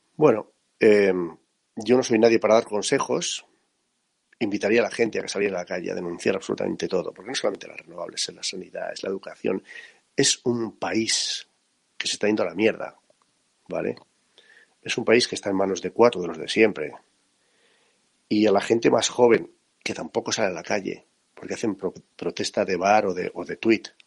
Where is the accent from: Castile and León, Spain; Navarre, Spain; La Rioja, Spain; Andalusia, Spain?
La Rioja, Spain; Yo soy de un pueblo muy pequeñito de La Rioja